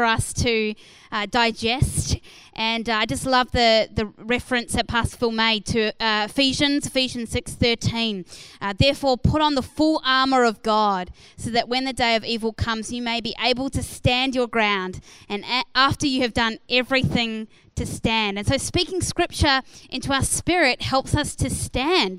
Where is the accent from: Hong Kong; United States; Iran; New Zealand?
New Zealand; moved away as an adult; now in Australia; I moved from New Zealand to Australia when I was 21 years old